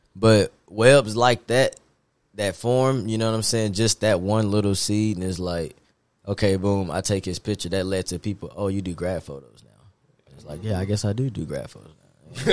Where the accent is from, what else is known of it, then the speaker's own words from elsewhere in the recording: Nashville, Tennessee, United States; also born or lived in Hendersonville, Tennessee / Muncie, Indiana; I'm from Nashville, Tennessee, and um, went to MLK and uh, head middle school, and then MLK